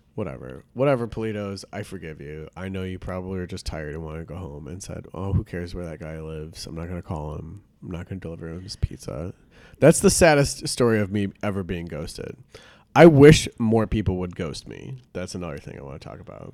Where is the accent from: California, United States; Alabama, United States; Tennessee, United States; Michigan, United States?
Michigan, United States; Detroit area; I grew up in Detroit area. It wasn't, like, in the city proper